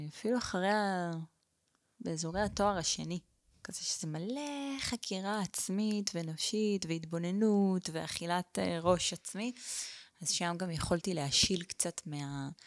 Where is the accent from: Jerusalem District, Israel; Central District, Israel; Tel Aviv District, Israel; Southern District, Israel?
Southern District, Israel; Eilat; born there; אז אני נולדתי באילת. ההורים שלי, אימא שלי עברה לשם כדי להיות מורה חיילת, ואבא שלי היה שם אה, קבלן